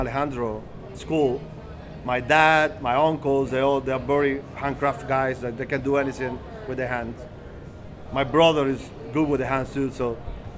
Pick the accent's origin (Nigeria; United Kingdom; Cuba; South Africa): Cuba; Havana; moved away; I was born and raised in Havana, Cuba